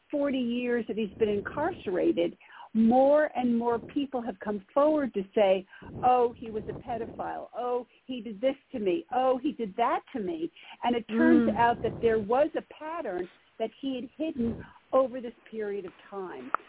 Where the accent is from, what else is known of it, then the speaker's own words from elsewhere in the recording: Poughkeepsie, New York, United States; I, I grew up in Poughkeepsie, which is where I live now and where I write.